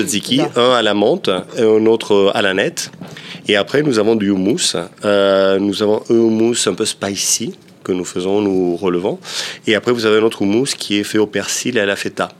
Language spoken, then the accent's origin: French; Peloponnese, Greece; Je suis originaire, du Péloponnèse